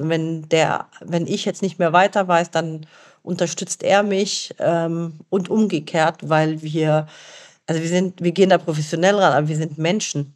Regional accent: Germany; also born or lived in Lebanon; ich bin im Libanon geboren und in Deutschland aufgewachsen.

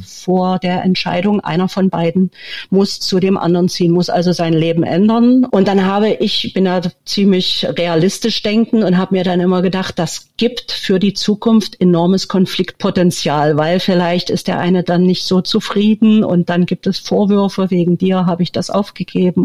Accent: Leipzig, Saxony, Germany; moved away as an adult; also born or lived in Berlin; now in Villarrica, Paraguay; Ich bin in der DDR geboren und aufgewachsen, bin in Berlin geboren, habe äh, die meiste Zeit meines Lebens in Leipzig verbracht

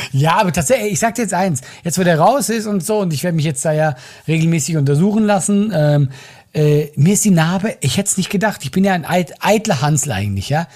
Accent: Switzerland

